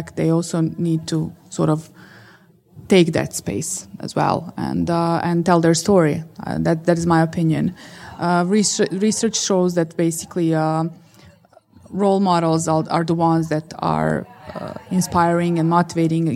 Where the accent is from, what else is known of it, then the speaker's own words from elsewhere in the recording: Bosnia & Herzegovina; I grew up in Bosnia